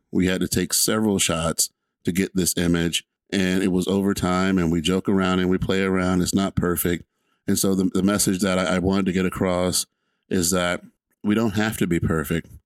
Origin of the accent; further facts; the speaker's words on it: Atlanta, Georgia, United States; I'm just a kid from Atlanta, Georgia.